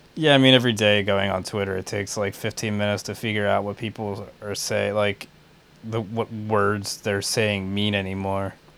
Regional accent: outside of Philadelphia, Pennsylvania, United States; where I grew up outside of Philly.

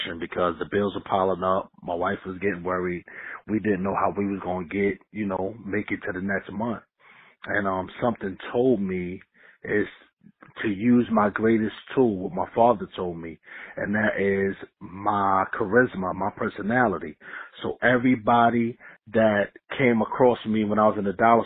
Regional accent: New York City, New York, United States; now in Raleigh, United States; I reside in Raleigh, North Carolina. You know, born and raised in Queensbridge Projects

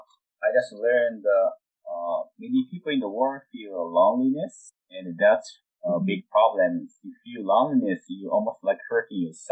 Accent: Japan; moved away; I'm from Japan

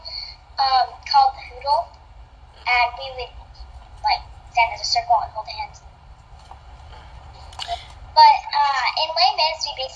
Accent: New York, United States; I'm from New York

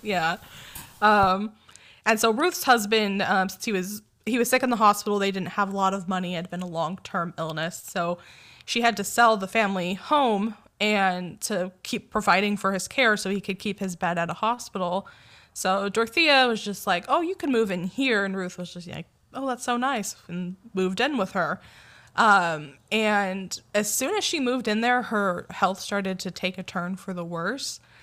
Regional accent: Sanger, California, United States; Sanger shout out

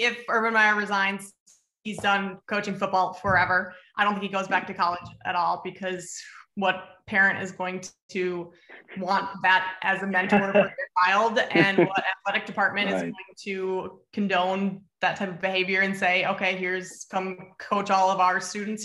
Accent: Minnesota, United States; Growing up in Minnesota

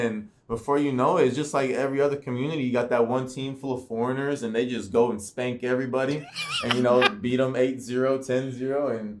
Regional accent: Bowling Green, Kentucky, United States; also born or lived in Bosnia / Manchester, New Hampshire; So I originally immigrated to Manchester, New Hampshire, moved down to Kentucky, Bowling Green. That's my hometown now originally. You know, it feels like a hometown to me.

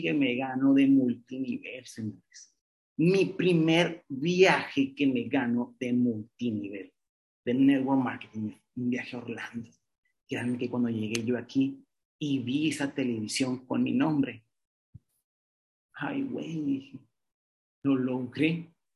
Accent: Mexicali, Baja California, Mexico; now in Monterrey, Mexico; un alumno de psicología, de Mexicali, de un pueblo, sí, ni siquiera es de Monterrey

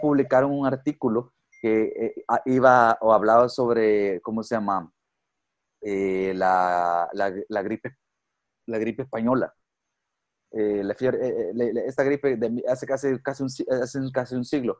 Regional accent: El Salvador; como salvadoreño o como, como ciudadano

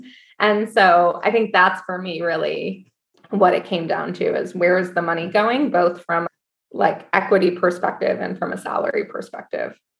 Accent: Syracuse, New York, United States; moved away; also born or lived in Washington, D.C.; I grew up in Syracuse, New York

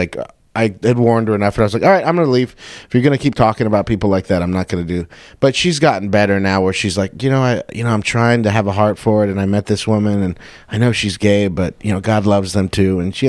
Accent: Covina, California, United States; I work at that bar, the Chatterbox, in Covina. I live out here, but I bartend on Thursdays and Fridays, so I've never been able, which is, it's like my hometown

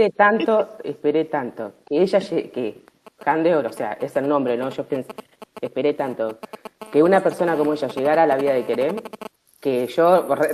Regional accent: Buenos Aires, Argentina; Soy argentina, de Buenos Aires.

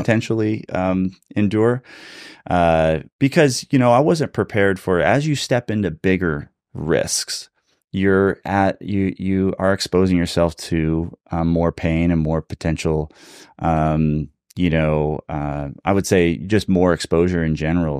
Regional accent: California, United States; also born or lived in Cincinnati, Ohio; now in Redding, United States; I'm originally a California boy

